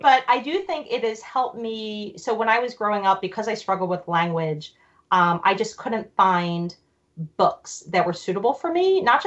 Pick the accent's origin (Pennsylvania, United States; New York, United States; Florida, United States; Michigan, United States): Pennsylvania, United States; Philadelphia; born or raised there; also born or lived in Germany